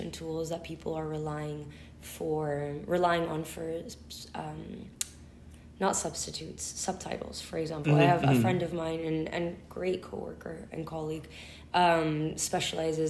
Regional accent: Buenos Aires, Argentina; accent: Spanish; also born or lived in United States; now in Orange County, United States; I was born in Buenos Aires, Argentina, academically educated in the United States and raised going back and forth.

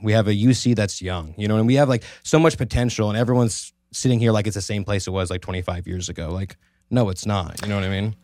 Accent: Merced, California, United States; also born or lived in Turlock; I was born and raised in Merced

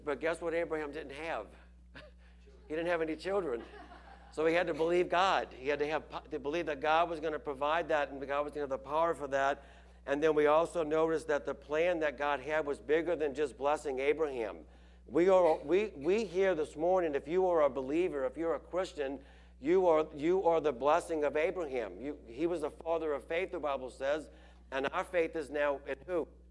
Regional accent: Chalmette, Louisiana, United States; I grew up in Chalmette and, and um, that's that's where that's where I'm from

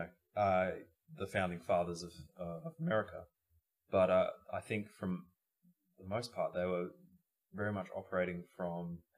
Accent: Australia; we're from Australia

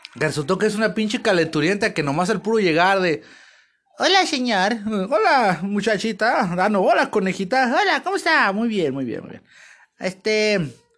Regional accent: Mexico; pues yo soy mexicano y pues como mexicano

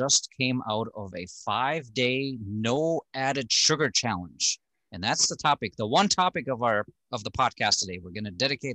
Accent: Germany; now in Minnesota, United States; I'm from Germany

